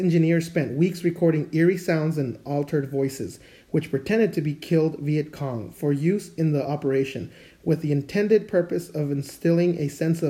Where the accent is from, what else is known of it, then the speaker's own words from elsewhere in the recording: Mexico; I know I came from Mexico and we have some really crazy stuff that we believe in down there, right?